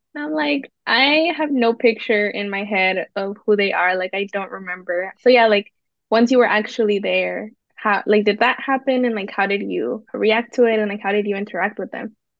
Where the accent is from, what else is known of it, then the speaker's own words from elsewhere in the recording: Zamora, Michoacán, Mexico; I'm from Zamora